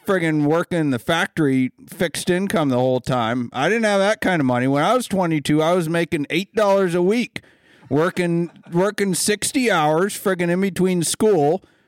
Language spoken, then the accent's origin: English; Ohio, United States; also born or lived in Maine; I'm from Ohio